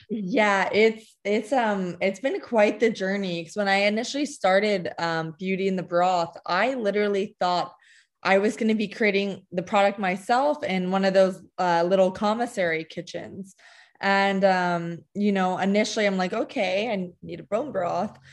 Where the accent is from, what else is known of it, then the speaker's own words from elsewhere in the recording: New Jersey, United States; also born or lived in Connecticut / Lima, Peru / California; I was born in Connecticut, raised most of my life in New Jersey. Um, moved to Lima, Peru for two years, back to New Jersey